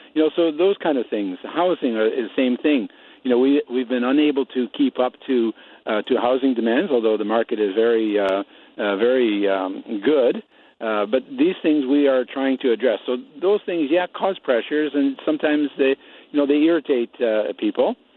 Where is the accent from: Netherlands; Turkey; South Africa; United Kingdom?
Netherlands; now in Nipawin, Canada; I'm an i-, immigrant myself. I come from Holland